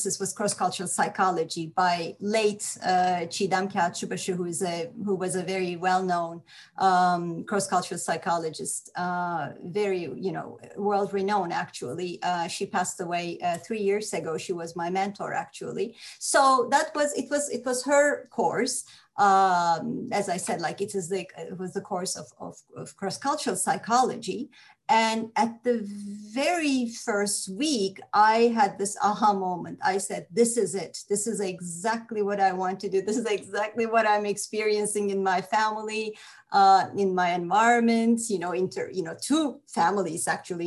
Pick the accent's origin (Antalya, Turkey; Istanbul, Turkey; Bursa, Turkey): Istanbul, Turkey; moved away as an adult; also born or lived in Canada; I was born and raised and educated in Turkey